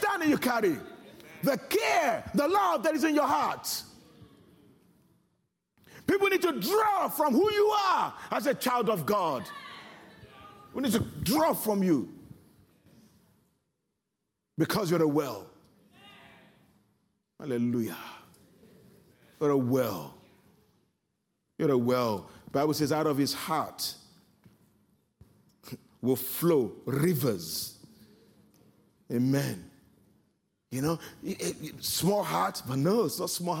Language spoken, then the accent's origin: English; Nigeria; the kind of background culture that I come from as a Nigerian